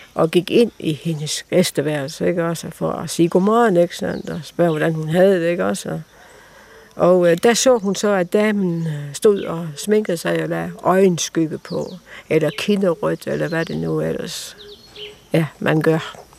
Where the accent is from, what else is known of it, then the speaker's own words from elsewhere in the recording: Denmark; moved away as an adult; also born or lived in Tanzania; now in Tarm, Denmark; komme hjem og måske opleve nogle år derhjemme i Danmark. Fordi at jeg har jo faktisk ikke boet i, Danmark siden i 61